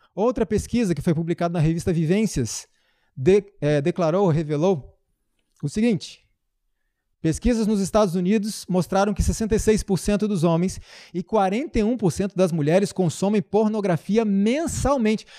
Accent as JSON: {"language": "Portuguese", "country": "Brazil", "said": "somos nós, brasileiros"}